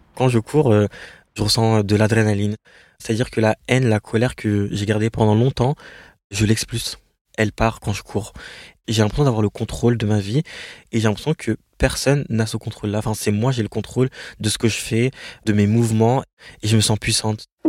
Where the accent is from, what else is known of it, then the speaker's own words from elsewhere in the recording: France; je suis française